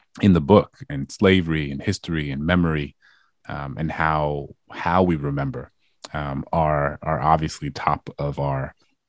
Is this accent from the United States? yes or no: yes; New Orleans, Louisiana, United States; my hometown and thinking about what it meant that I grew up in a majority Black city